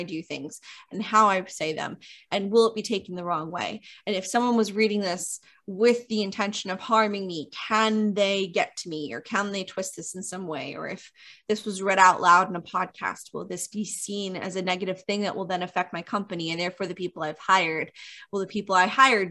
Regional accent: New York, United States; We're all from New York

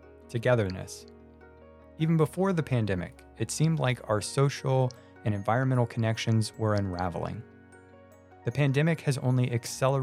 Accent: Sonoma, California, United States; also born or lived in Pacific Grove, California; I was born in Pacific Grove, California, and raised in Sonoma, California.

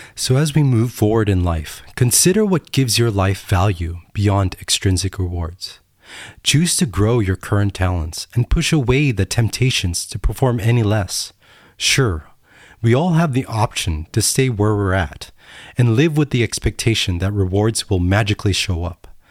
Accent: United States; I'm American

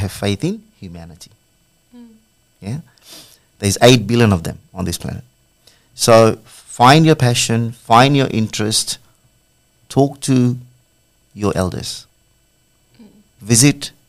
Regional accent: Fiji; now in Australia; As a child, probably after the age of 10, I come from Fiji

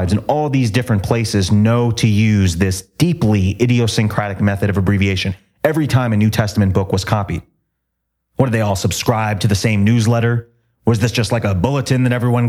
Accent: Toms River, New Jersey, United States; moved away as an adult; my hometown was called Tom's River

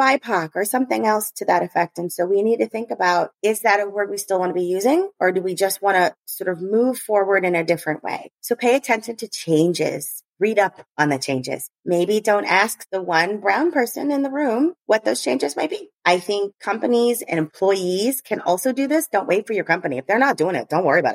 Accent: United States; I'm American

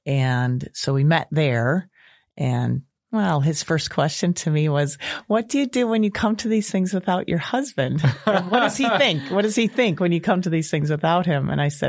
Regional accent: Park Ridge, Illinois, United States; now in Bourbonnais, United States; but I was born and lived in Park Ridge my whole life. So until I went away to college at University of Illinois in Champaign.

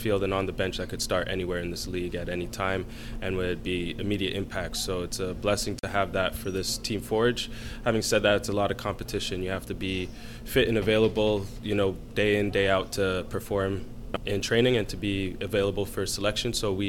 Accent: Canada; having all of us be born and raised in Canada, that's, you know, a true testament to the Canadian talent pool that's coming up, especially offensively

